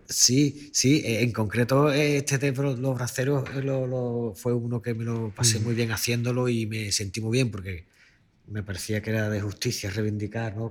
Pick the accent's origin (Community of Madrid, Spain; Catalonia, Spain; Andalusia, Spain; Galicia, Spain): Andalusia, Spain; Chiclana de la Frontera; yo entonces vivía mi infancia, yo la pasé en Chiclana